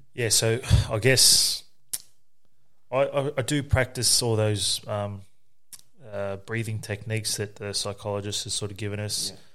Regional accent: Nerang, Queensland, Australia; also born or lived in Moree, New South Wales / South Brisbane, Queensland; we were raised on the Gold Coast in Narang, um, by my mother

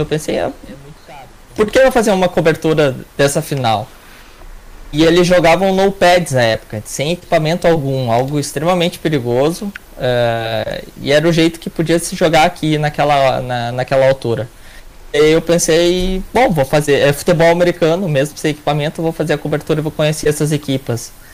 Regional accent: Porto Alegre, Rio Grande do Sul, Brazil; eu sou de Porto Alegre, capital do Rio Grande do Sul

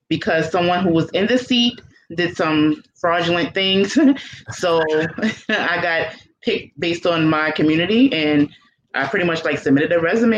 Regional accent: New York City, New York, United States; moved away as an adult; now in Troy, United States; I grew up in Brooklyn, New York

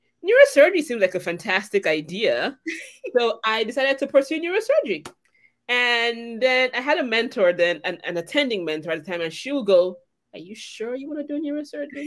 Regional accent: Nigeria; I'm Nigerian

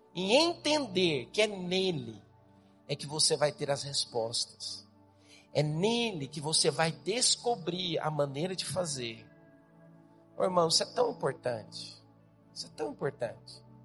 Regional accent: Goiás, Brazil; now in Campinas, Brazil; eu sou goiano

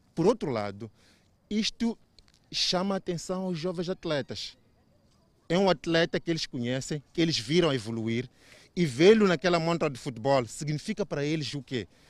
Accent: Mozambique; eu como moçambicano

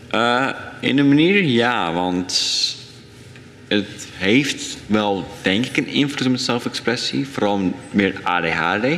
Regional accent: Dordrecht, South Holland, Netherlands; ik ben geboren in Dordrecht voor best. En ik leef hier nog steeds al mijn jaren

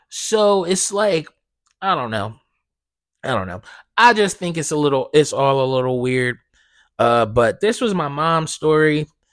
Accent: Blackwood, New Jersey, United States; I'm from, I'm from South Jersey. Like, I grew up in Blackwood, right? I don't live there anymore, but that's where I grew up

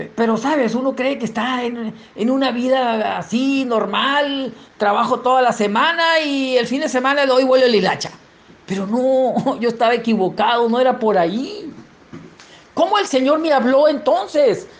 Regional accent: San Miguel de los Orrantias, Sinaloa, Mexico; Soy de San Miguel de los Orrantias, municipio de Sinaloa de Leiva, allá arriba de la sierrita, arriba de Ocoroni, quienes conocen el estado de Sinaloa y el municipio de Sinaloa de Leiva eh, sabrán de qué estoy hablando. Allá, de allá, allá nací

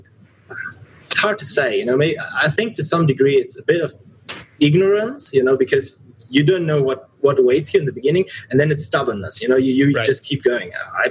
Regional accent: Cologne, North Rhine-Westphalia, Germany; I grew up in Cologne

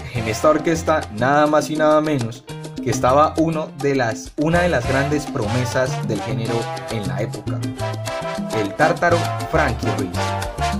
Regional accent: Cali, Valle del Cauca, Colombia; como buen caleño

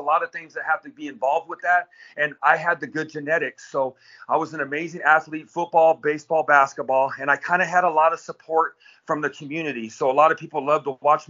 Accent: Victorville, California, United States; I grew up in Victorville, California, out in the high desert in Southern California

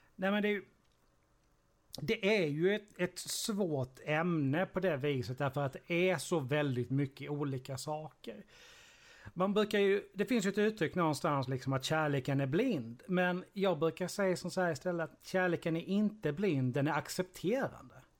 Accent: Sweden; som infödd svensk

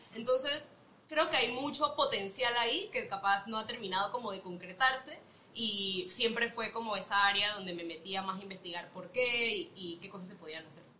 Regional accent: Panama; moved away as an adult; also born or lived in United States; Soy panameña, eh, nací aquí toda mi vida, de ahí me fui a estudiar ciencias políticas a Estados Unidos

